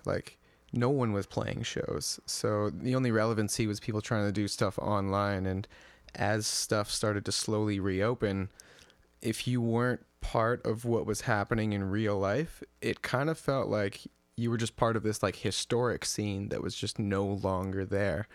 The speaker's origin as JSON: {"language": "English", "town": "Edmonton", "region": "Alberta", "country": "Canada", "tie": "born or raised there", "also_born_or_lived": "Victoria", "moved": "as an adult", "said": "my hometown of Edmonton"}